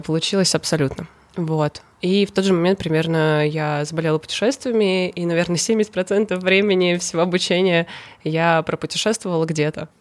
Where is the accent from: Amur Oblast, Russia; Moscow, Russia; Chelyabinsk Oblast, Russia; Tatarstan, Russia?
Tatarstan, Russia; Kazan; moved away as an adult; also born or lived in Saint Petersburg; Я из Казани, но 18 лет я переехала в Петербург